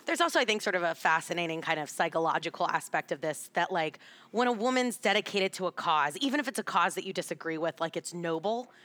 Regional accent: Texas, United States; now in Washington, D.C., United States; growing up in Texas

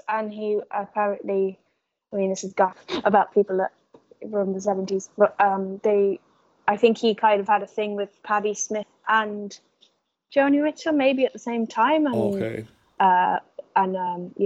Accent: London, United Kingdom; moved away; also born or lived in Galway; I grew up over in London, and then when I moved to, you know, I grew up in a very Irish community here and my parents are Irish, and then when I moved to Galway

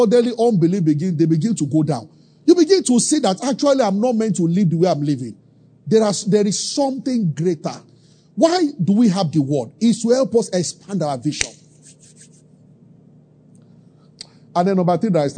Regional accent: Abeokuta, Ogun State, Nigeria; I grew up in Abeokuta.

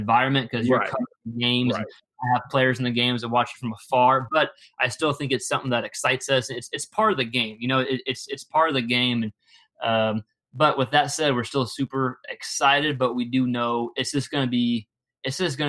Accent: Texas, United States; growing up in Texas

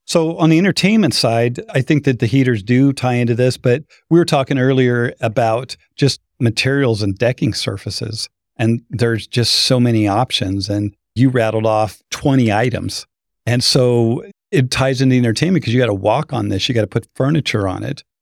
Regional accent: Boise, Idaho, United States; moved away; I'm from Boise

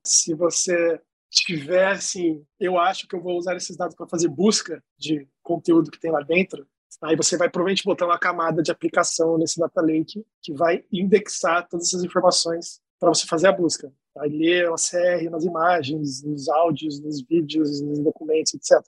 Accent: Campinas, São Paulo, Brazil; now in Rio de Janeiro, Brazil; Eu sou campineiro, mas moro no Rio de Janeiro, então basicamente sou carioca de coração

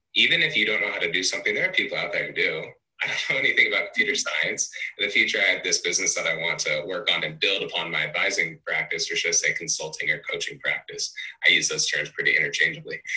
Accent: Cedar Rapids, Iowa, United States; I'm actually from Cedar Rapids, Iowa

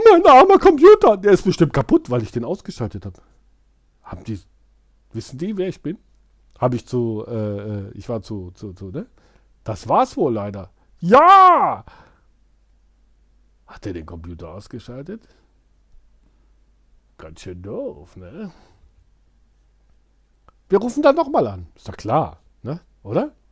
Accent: Düsseldorf, North Rhine-Westphalia, Germany; Ich komme aus Düsseldorf.

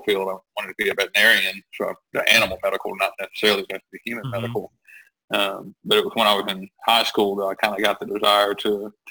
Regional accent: Millbrook, Alabama, United States; I moved back to my hometown, which is Millbrook, Alabama

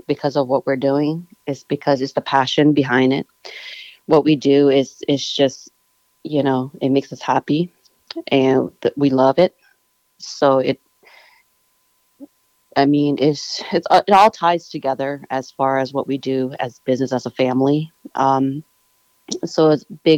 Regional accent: Laos; we're Laotian, we're from Laos.

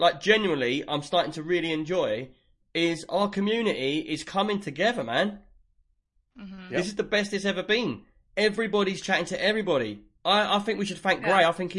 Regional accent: London, United Kingdom; I'm not Cockney. I'm from West London. I just sound like I'm from East London.

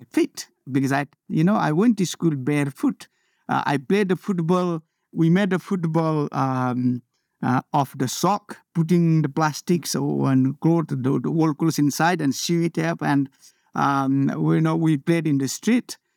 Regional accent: Nepal; moved away as an adult; I was born in Nepal

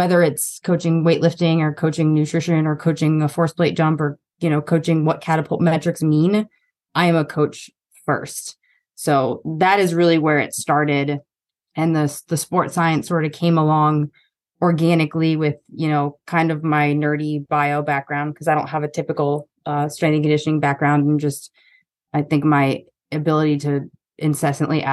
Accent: New York, United States; also born or lived in East Coast; now in Austin, United States; I'm a New Yorker

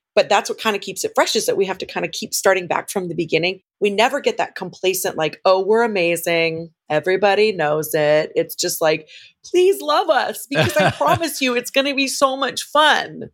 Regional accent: Southern California, United States; I was born and raised in Southern California

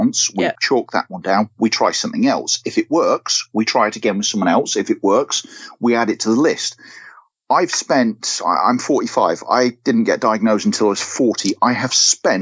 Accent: United Kingdom; now in Devon, United Kingdom; I'm from the Midlands originally

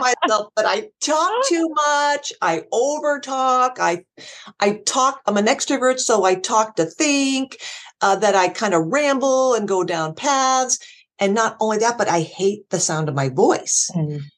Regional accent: Erie, Pennsylvania, United States; moved away; my hometown Erie

